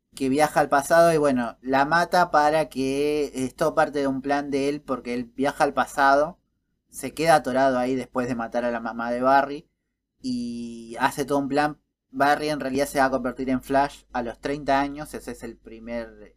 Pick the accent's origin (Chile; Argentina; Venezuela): Argentina